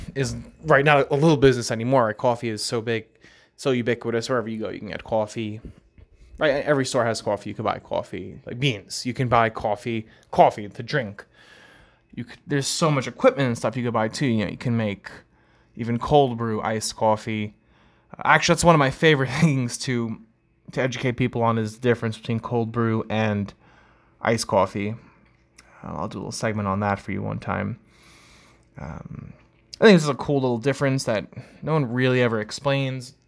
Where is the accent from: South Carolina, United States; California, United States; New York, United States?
New York, United States; Long Island; accent: New York accent, Long Island accent; I'm from New York as well, so uh, you know, growing up, coffee, right? You can kind of tell how I say the word is um, with the New York accent, Long Island, or that Long Island accent